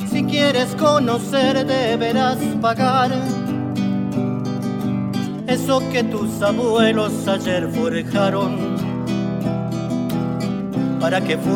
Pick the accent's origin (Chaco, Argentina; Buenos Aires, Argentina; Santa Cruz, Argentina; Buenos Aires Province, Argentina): Santa Cruz, Argentina; Río Gallegos; now in Bariloche, Argentina; vengo de Santa Cruz, Río Gallego. Hoy vivo en Bariloche